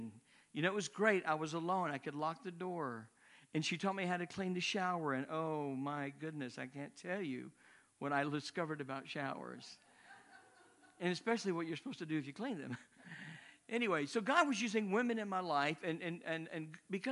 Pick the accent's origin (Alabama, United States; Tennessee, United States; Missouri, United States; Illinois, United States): Tennessee, United States; Memphis; moved away as an adult; also born or lived in Europe; I was raised in Memphis, Tennessee